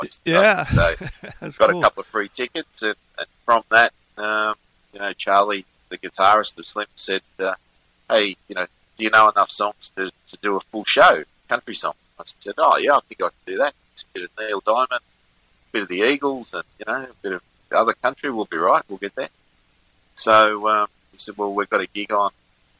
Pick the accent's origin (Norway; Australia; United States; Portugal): Australia; Richmond, New South Wales; I was in my hometown of Richmond in New South Wales. I'm originally from New South Wales, up near Sydney, Hawkesbury, actually, in the Blue Mountains.